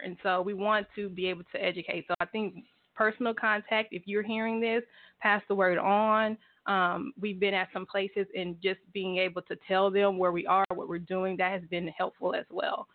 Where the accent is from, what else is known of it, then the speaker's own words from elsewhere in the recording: Houston, Texas, United States; moved away as an adult; now in Tulsa, United States; I'm originally from Houston